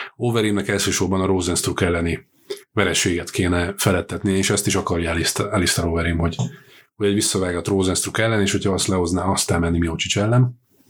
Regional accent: Győr, Győr-Moson-Sopron, Hungary; mert én ugye Győri vagyok elsősorban, nem budapesti.

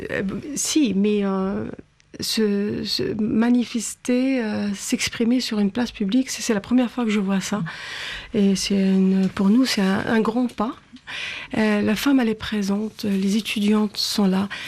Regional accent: Algeria; moved away; j'ai grandi en Algérie

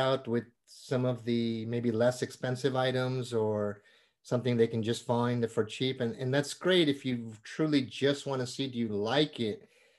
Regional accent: India; born there; Usually the word Indian, I was born in India, and usually the word Indian and sports do not go in the same sentence.

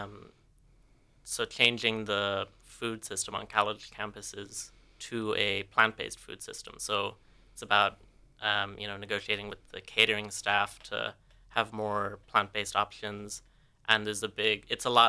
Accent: Tipperary, Munster, Ireland; moved away as an adult; also born or lived in Dublin; now in Cork, Ireland; I was born in Dublin and I lived there for 10 years before moving to Tipperary for 10 years

